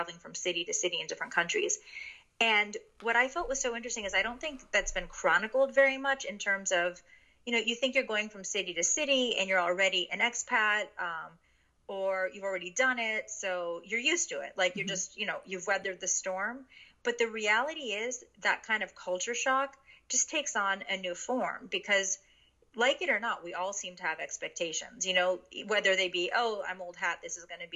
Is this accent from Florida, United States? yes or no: no; New York City, New York, United States; first language Japanese; English is a second language; moved away as an adult; also born or lived in Connecticut / Hong Kong / Shanghai; I grew up in this area predominantly between New York City and Connecticut. And I am the product of a Japanese immigrant. So at home, we were very culturally and linguistically Japanese. So Japanese is my first language